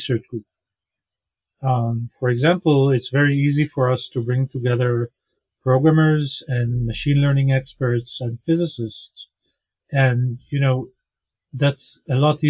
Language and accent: English; Israel; I was born in Israel, grew up here.